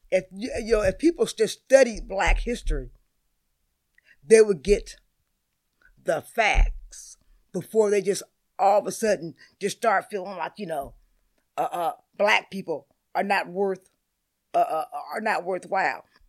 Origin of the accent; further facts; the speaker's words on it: Seattle, Washington, United States; I've been in Seattle my whole life. I was born here.